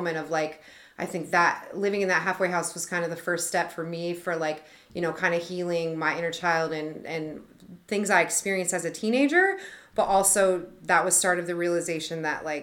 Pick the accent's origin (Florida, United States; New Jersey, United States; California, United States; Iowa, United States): Iowa, United States; Oskaloosa; now in Des Moines, United States; I grew up in Oskaloosa, Iowa, small town Iowa